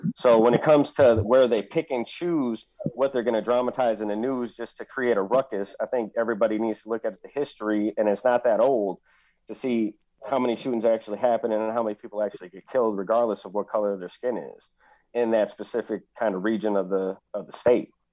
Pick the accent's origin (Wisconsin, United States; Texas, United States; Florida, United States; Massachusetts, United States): Wisconsin, United States; Milwaukee; also born or lived in small farm community; growing up in Milwaukee, you would know when you walk down the streets of Milwaukee to be on the defensive